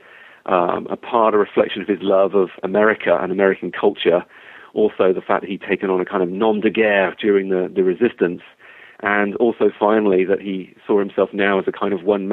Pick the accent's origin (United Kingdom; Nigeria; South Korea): United Kingdom; England; moved away as an adult; also born or lived in Wisconsin, United States; now in Wilmington, United States; I am from England originally